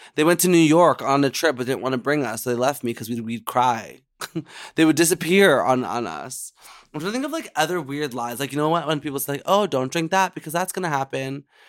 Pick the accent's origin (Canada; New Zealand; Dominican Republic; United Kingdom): Canada; being a Canadian queen